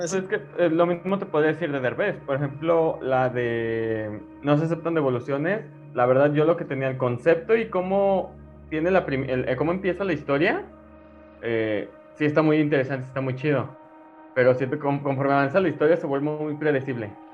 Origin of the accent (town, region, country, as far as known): Mexico